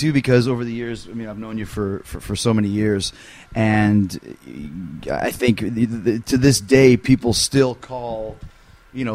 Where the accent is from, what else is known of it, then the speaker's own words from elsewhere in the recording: Winnipeg, Manitoba, Canada; when I grew up in Winnipeg, up in Canada